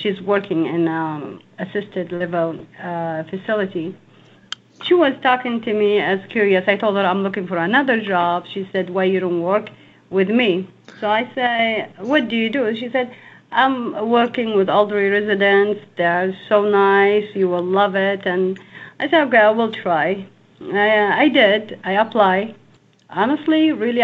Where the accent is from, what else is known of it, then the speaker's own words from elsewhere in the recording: Yemen; now in United States; I'm from Yemen